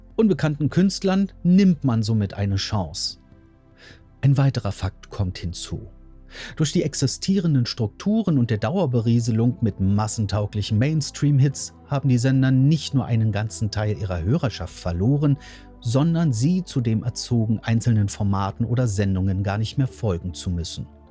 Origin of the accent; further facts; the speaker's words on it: Germany; bei uns in Deutschland